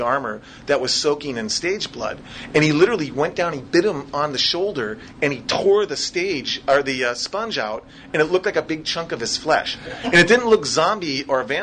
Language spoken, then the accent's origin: English; Minnesota, United States; I'm from Minnesota, so that's what I sound like when I'm asking questions